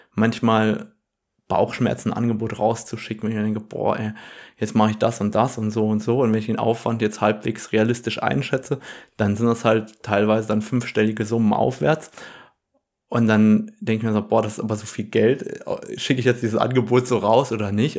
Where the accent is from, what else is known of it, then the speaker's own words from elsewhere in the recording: Germany; Bei uns in Deutschland